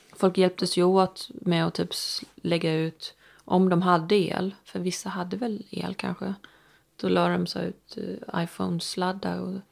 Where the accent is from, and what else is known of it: Stockholm, Stockholm County, Sweden; born or raised there; moved away